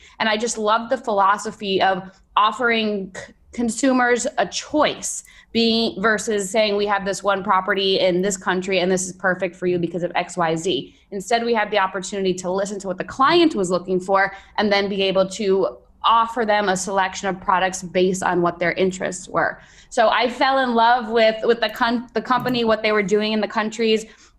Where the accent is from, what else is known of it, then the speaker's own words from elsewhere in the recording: New York, United States; moved away as an adult; also born or lived in Pennsylvania / Nicaragua; now in Belize; So I'm originally from New York and made my way over to Pennsylvania for college.